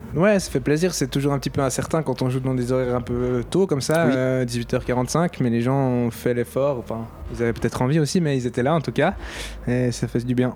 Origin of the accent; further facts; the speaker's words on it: Switzerland; on n'est pas français, on est suisse, on est une minorité francophone